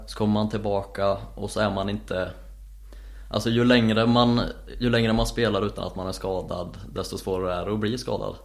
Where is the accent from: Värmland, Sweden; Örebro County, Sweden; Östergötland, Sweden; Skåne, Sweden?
Värmland, Sweden; Säffle; moved away; där jag kommer ifrån